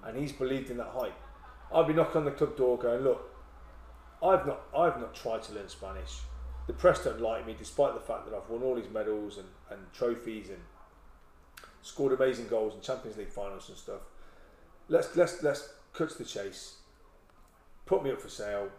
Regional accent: England, United Kingdom; moved away as an adult; also born or lived in Aldershot; now in Swansea, United Kingdom; Being English

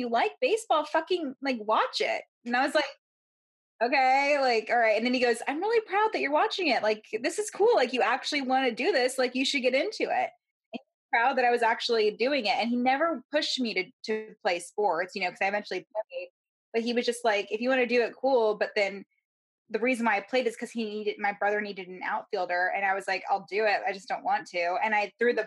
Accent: Baltimore, Maryland, United States; I was born in Baltimore, so it was a lot of Colts and Ravens stuff growing up

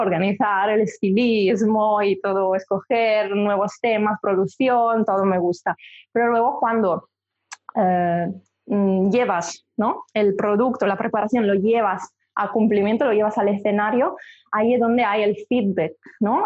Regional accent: Milan, Lombardy, Italy; Spanish is a second language; moved away; Soy de Milán, soy italiana, empecé allí, me formé

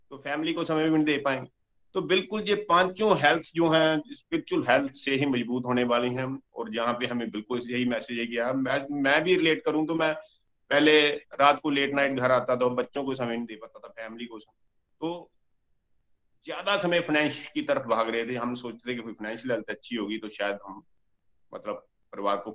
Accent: Pathankot, Punjab, India; पठानकोट जुग्याल के पास एक गांव खाना है वहां का रहने वाला हूँ

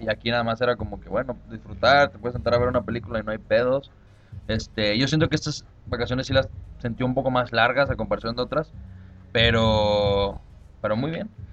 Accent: Mexico; yo soy mexicano

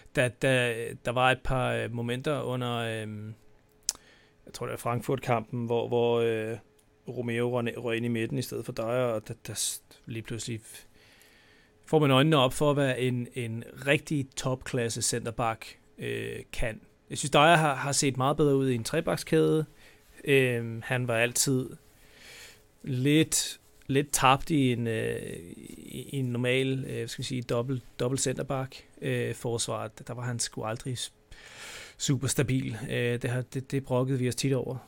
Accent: Denmark; vi er danskere

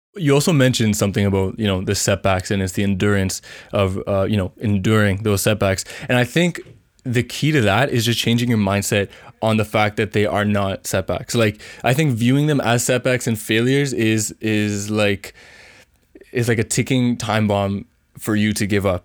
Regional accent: Canada; also born or lived in Vancouver; I'm from Canada

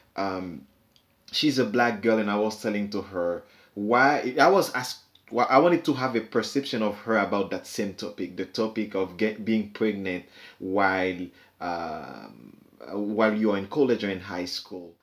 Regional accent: Haiti; moved away; growing up in Haiti, everybody knows everybody's secret

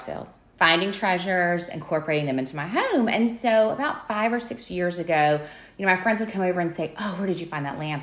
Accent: Birmingham, Alabama, United States; I grew up here in Alabama, uh, here in Birmingham

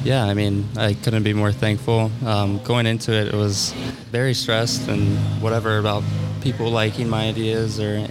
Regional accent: Columbus, Ohio, United States; We lived in Columbus, so I've born and raised here, and I'm still here

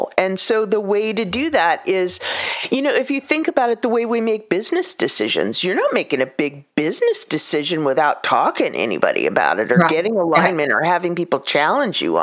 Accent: California, United States; I grew up in California

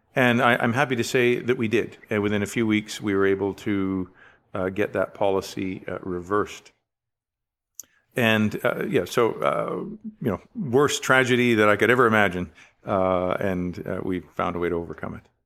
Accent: Richmond, British Columbia, Canada; I was born in Richmond, B C, um, in nineteen sixty-nine. And so, uh, wonderful growing up, uh, along the coast

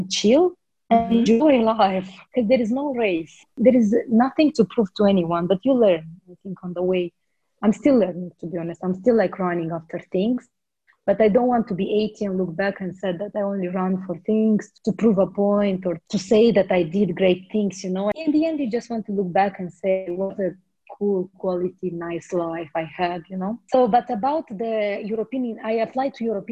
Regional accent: Moldova; moved away as an adult; also born or lived in Netherlands / Luxembourg; I'm from Moldova

